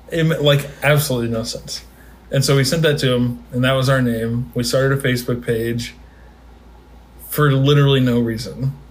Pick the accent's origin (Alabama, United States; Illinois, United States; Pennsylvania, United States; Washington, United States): Illinois, United States; Springfield; moved away as an adult; now in St. Louis, United States; I'm from Springfield, Illinois. Uh, have a very large family. I'm 24.